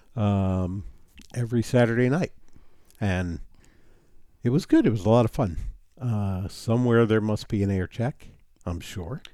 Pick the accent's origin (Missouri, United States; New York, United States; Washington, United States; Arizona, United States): New York, United States; New City; my hometown of New City, New York